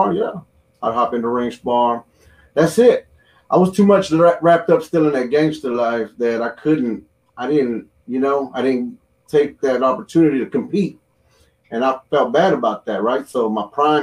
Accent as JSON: {"language": "English", "town": "Houston", "region": "Texas", "country": "United States", "said": "I'm from Greens Point"}